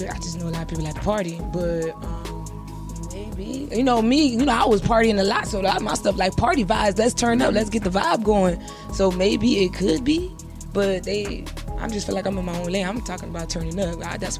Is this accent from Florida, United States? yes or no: yes; Miami, Florida, United States; Growing up in Miami, like I said, fast paced, you know, always hot.